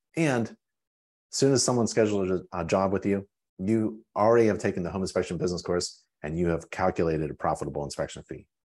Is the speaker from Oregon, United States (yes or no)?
no; Pittsburgh, Pennsylvania, United States; Pennsylvania. I grew up in Pittsburgh